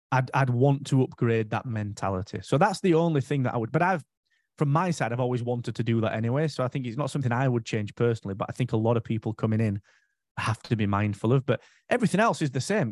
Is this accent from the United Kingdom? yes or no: yes; United Kingdom; for five years, I was the only Brit there